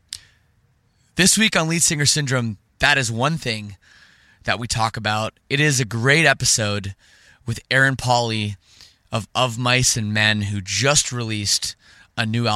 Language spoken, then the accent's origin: English; Canada; I'm from Canada